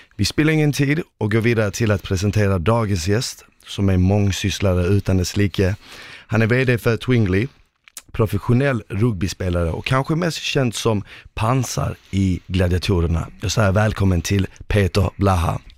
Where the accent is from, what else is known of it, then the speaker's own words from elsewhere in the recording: Malmö, Skåne, Sweden; also born or lived in Bosnia and Herzegovina; jag är uppvuxen eh, eh, på Rosengård